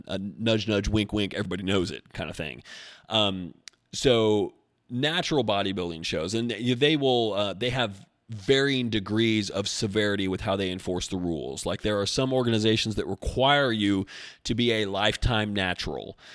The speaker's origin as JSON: {"language": "English", "town": "Albany", "country": "United States", "tie": "born or raised there", "moved": "yes", "said": "Albany is my hometown"}